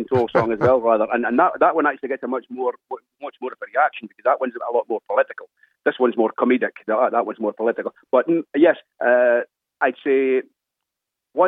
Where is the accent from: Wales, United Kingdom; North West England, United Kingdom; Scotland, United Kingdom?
Scotland, United Kingdom; Dundee; now in Ireland; I'm just back from busking in my hometown of Dundee over in Scotland for the last couple of months.